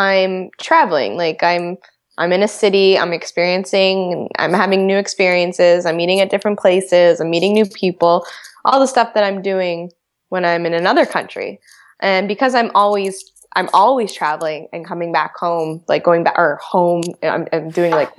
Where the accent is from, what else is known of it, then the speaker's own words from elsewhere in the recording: Canada; growing up in Canada